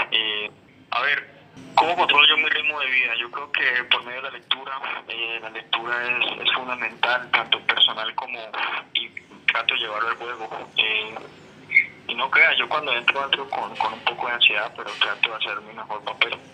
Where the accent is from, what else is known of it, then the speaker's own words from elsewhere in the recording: Cali, Valle del Cauca, Colombia; now in Bucaramanga, Colombia; yo soy de, de Cali